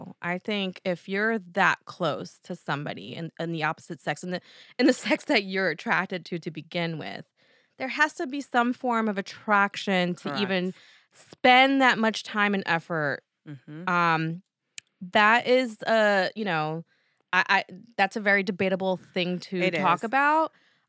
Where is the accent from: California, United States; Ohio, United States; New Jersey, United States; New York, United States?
New Jersey, United States; accent: Jersey; back to my Jersey accent. Let me get back to East Coast mode here